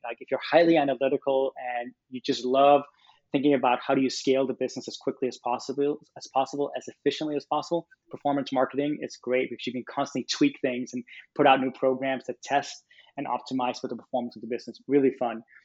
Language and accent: English; Copenhagen, Capital Region of Denmark, Denmark; moved away as an adult; also born or lived in California; I'm from Copenhagen, Denmark